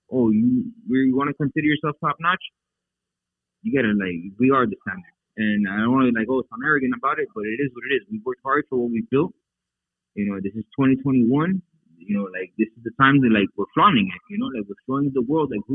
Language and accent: English; Miami, Florida, United States; I'm a Miami boy. I wasn't raised with this culture